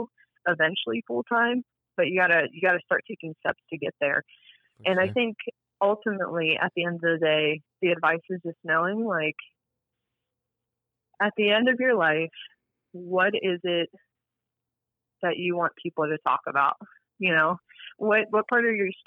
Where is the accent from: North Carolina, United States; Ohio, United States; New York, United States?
Ohio, United States; Cincinnati; born or raised there